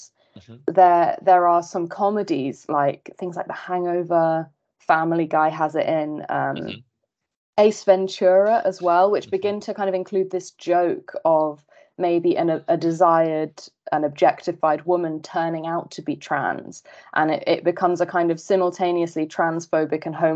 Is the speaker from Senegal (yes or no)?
no; United Kingdom; growing up in Britain, transgender lives were not discussed with me either